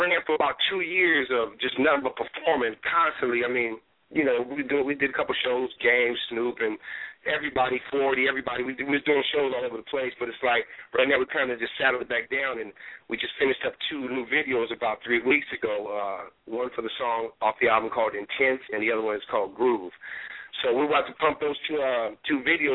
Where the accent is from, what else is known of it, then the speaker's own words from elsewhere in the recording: Seaside, California, United States; he went to Seaside just like I did, Seaside High.